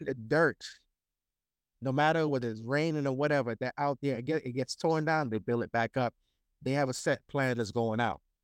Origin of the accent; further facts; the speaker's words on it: Brooklyn, New York, United States; I'm from Brooklyn